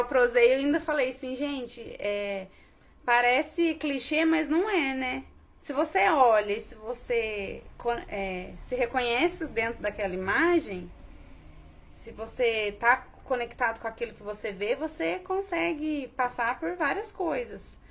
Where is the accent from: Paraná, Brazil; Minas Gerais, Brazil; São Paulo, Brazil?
Minas Gerais, Brazil; Bandeira do Sul; moved away as an adult; also born or lived in Poços de Caldas; now in Pouso Alegre, Brazil; Sou de Bandeira do Sul, né? Na verdade, eu nasci em Poços. É, que é uma cidadezinha do lado, que é uma cidade do lado da minha cidadezinha.